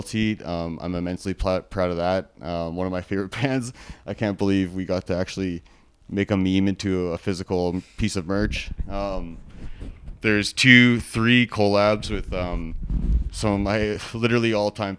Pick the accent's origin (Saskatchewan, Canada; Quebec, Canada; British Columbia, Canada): British Columbia, Canada; Vancouver; also born or lived in Edmonton; now in Calgary, Canada; I'm actually originally from Vancouver